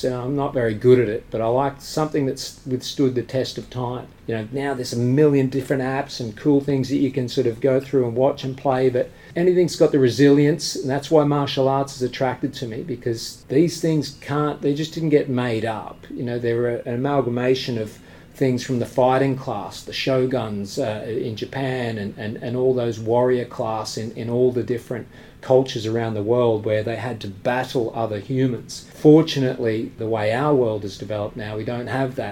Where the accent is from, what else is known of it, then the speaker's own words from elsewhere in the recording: Australia; now in United Kingdom; I'm from Australia, but I'm a British resident.